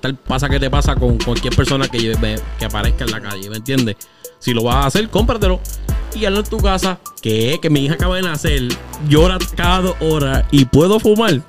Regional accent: Puerto Rico; moved away

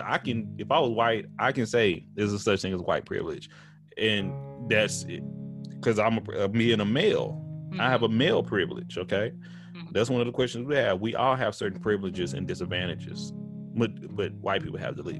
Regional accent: Tyler, Texas, United States; I'm from Tyler, okay, East Texas, but my majority of my family lives in the Metroplex, Dallas Fort Worth

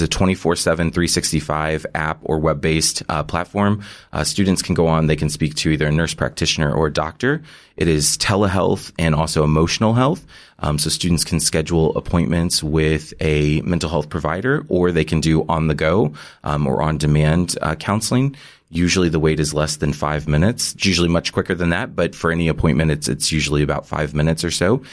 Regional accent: Missouri, United States; moved away as an adult; also born or lived in Kansas; now in New York, United States; am originally from Missouri

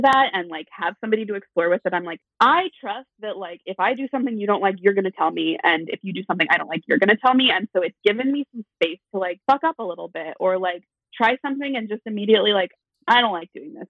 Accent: Eastern Washington, United States; I grew up in Eastern Washington

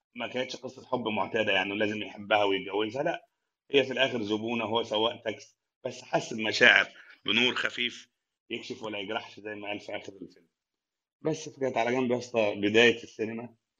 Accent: Sohag, Sohag Governorate, Egypt; moved away as an adult; now in Cairo, Egypt; من اول ما جيت القاهره من الصعيد

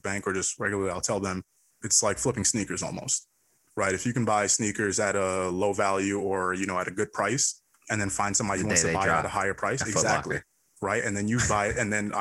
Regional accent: New York City, New York, United States; I was born in Brooklyn

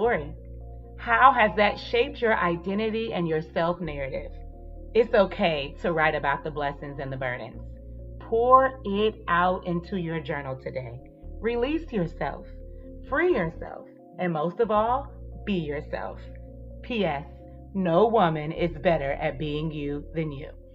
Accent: Atlanta, Georgia, United States; also born or lived in North Carolina; I was raised in Atlanta, and I was, but I was also born in North Carolina, and it's home

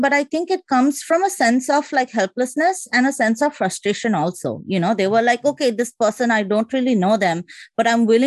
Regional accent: Kolkata, West Bengal, India; moved away as an adult; also born or lived in Haryana / New Delhi; now in United States; I'm also from Calcutta

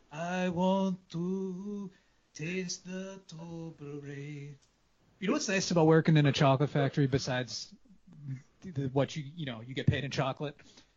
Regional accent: New England, United States; I'm from New England, so like, I'm used to cleaning up the car in the winter.

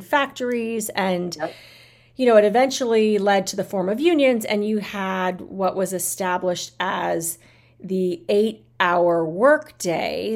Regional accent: United States; I love being American, I love living in this country.

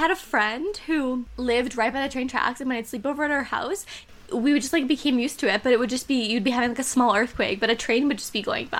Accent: Ontario, Canada; born there; I can never really identify completely with the small town aesthetic in the way that I wasn't born there. I was born in Ontario

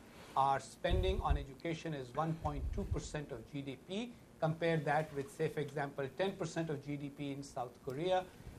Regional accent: Pakistan; As a Pakistani, addressing especially those Pakistanis who are in the audience and who are watching this on live, the live webcast, we as Pakistanis, of course, always get disturbed when others say things that we see as critical of our country.

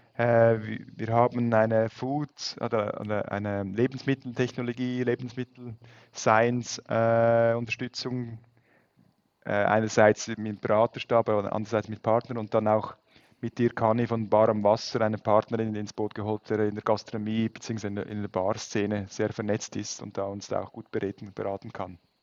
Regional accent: Switzerland; als Schweizer

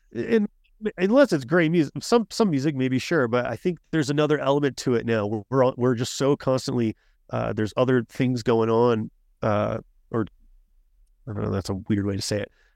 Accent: Colorado, United States; I grew up in Colorado

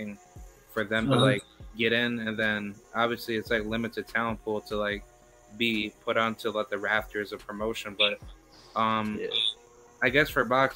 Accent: Albany, New York, United States; moved away as an adult; now in Florida, United States; I recently moved out here to Florida from New York because I'm from Albany

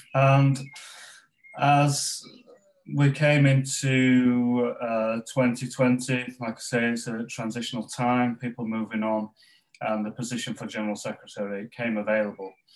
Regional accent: Pontefract, Yorkshire and the Humber, United Kingdom; where I grew up in West Yorkshire in Pontefract in West Yorkshire

